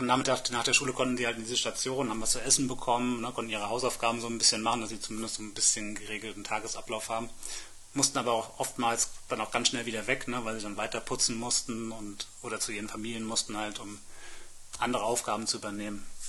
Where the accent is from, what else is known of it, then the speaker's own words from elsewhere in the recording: Germany; wir als Deutsche